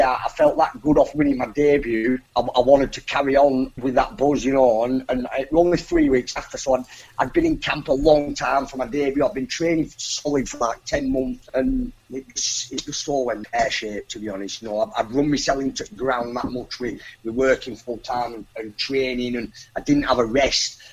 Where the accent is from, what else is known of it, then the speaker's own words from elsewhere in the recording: Colne, North West England, United Kingdom; boxing at Colne Municipal Hall in my hometown